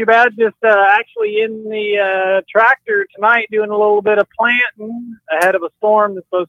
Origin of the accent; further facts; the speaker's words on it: Nebraska, United States; I grew up in Nebraska. I've lived in a couple other different states, but I guess it's home.